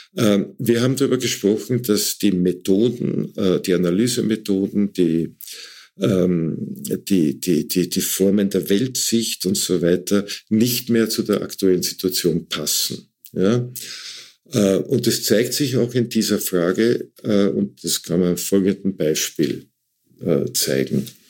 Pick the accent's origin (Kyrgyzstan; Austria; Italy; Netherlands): Austria; Waldviertel, Lower Austria; ich komme aus dem Waldviertel, da gab's überall diese Tannenbäume